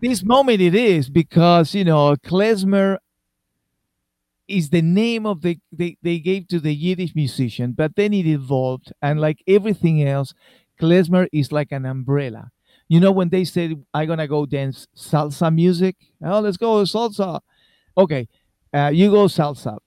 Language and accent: English; Argentina; English is a second language; moved away as an adult; I was born in Argentina and I play in Argentina